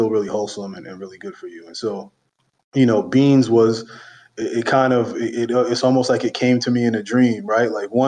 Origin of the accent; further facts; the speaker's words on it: New York City, New York, United States; I grew up in Brooklyn in a really big family.